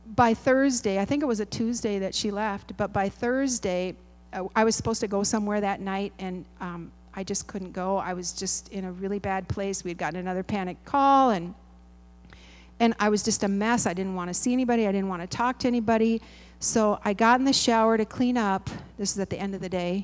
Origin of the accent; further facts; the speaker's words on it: Midwest, United States; I'm a Midwesterner